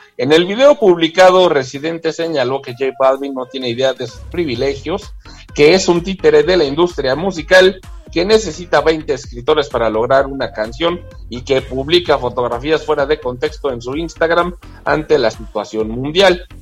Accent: Mexico; como buenos mexicanos

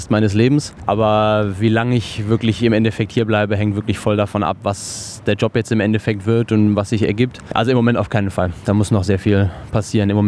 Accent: near Cologne, North Rhine-Westphalia, Germany; moved away as an adult; now in Australia; ich komme aus der Nähe von Köln

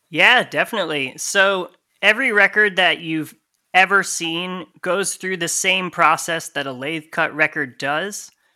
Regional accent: Connecticut, United States; moved away as an adult; also born or lived in Massachusetts; now in Tallahassee, United States; I actually grew up in the center of Connecticut

